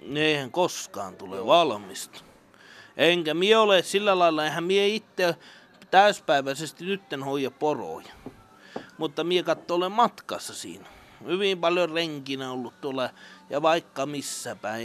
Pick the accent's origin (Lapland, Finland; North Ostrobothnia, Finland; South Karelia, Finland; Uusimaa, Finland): Lapland, Finland; Enontekiö; also born or lived in Kittilä; minä olen tuolta Enontekijöltä Vuontisjärven